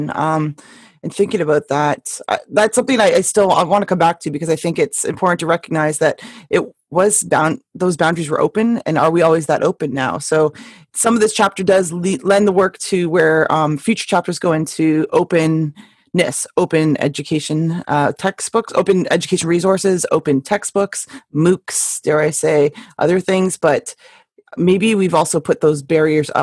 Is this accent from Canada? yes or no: yes; Canada; as a Canadian